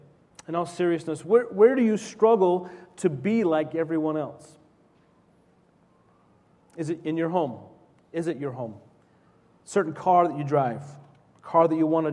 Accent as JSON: {"language": "English", "town": "Salt Lake City", "region": "Utah", "country": "United States", "tie": "born or raised there", "said": "when I was 5 or 6 growing up in Salt Lake City, Utah, in the early 70s"}